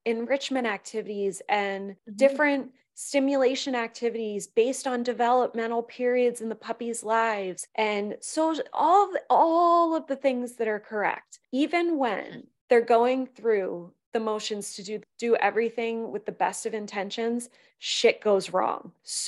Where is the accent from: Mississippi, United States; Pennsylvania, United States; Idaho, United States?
Pennsylvania, United States; perspective on that comes from growing up in a community where it's the puppy mill capital of the world. I grew up in Pennsylvania.